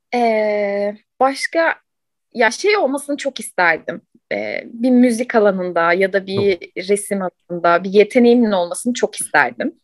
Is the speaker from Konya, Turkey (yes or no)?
no; Ankara, Turkey; Ankara'da doğdum.